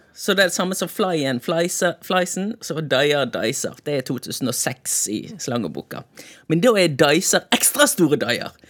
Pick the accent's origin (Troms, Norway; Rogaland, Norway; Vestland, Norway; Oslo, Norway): Vestland, Norway; Bergen; som bergenser